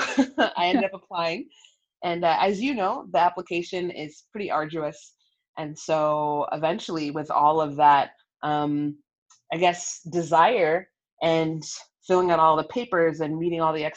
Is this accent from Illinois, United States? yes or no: no; Sacramento, California, United States; also born or lived in Long Beach, California; I was born in Long Beach, California, and raised in Sacramento, California